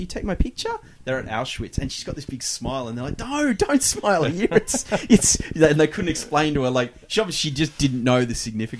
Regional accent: Port Arthur, Tasmania, Australia; I'm from Tassie in Port Arthur

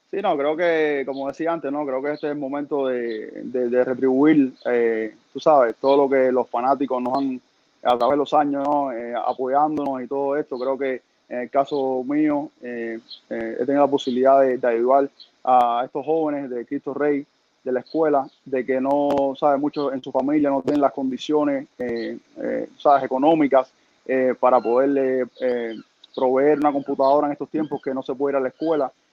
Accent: Cuba; moved away as an adult; also born or lived in Mexico; cuando yo iba creciendo en Cuba

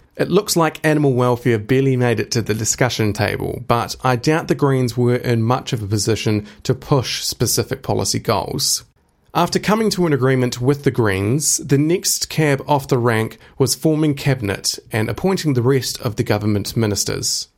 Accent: Timaru, Canterbury, New Zealand; I grew up in Timaru

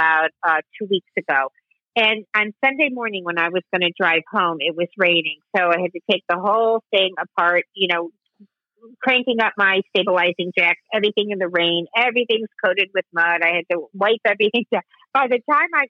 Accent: Chicago, Illinois, United States; now in New Jersey, United States; I grew up in Chicago

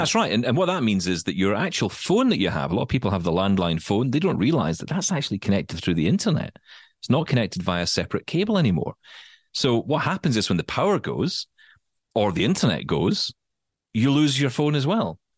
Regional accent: United Kingdom; as a Brit

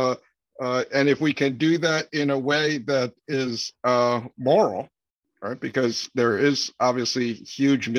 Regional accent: Florida, United States; moved away as an adult; also born or lived in New York / Philadelphia / Taiwan (parents) / Massachusetts; I was born in New York. Grew up there for a few years, moved to Philadelphia, but primarily grew up in Florida, in the Orlando and Sarasota areas from like fourth grade on, graduated from high school down there

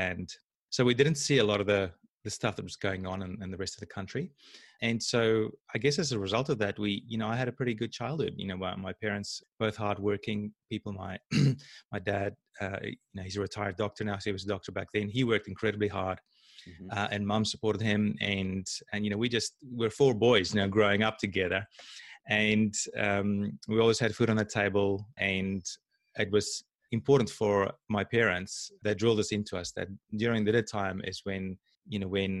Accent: South Africa; I had a great childhood. I mean, I grew up in South Africa.

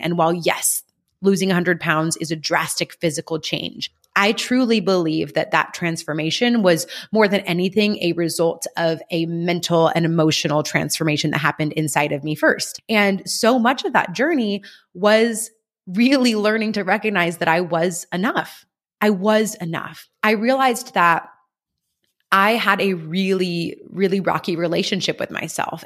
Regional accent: California, United States; moved away as an adult; also born or lived in Kentucky; I'm from California and I was very homesick

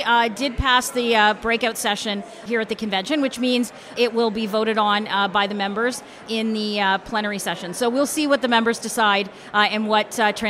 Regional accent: Fenelon Falls, Ontario, Canada; The area where I grew up in Fenland Falls, it's high propane, high oil.

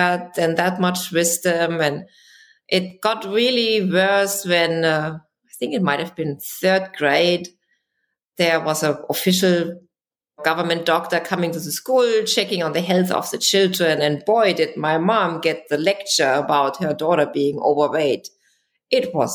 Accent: Germany; English is a second language; moved away; I grew up in Germany

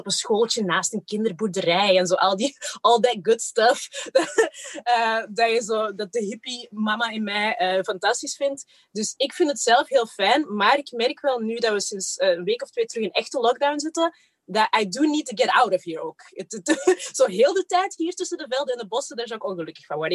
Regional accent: Kempen, Flanders, Belgium; also born or lived in Rwanda; Ik ben daar echt zo op het platteland in een all-white environment opgegroeid samen met mijn zusje

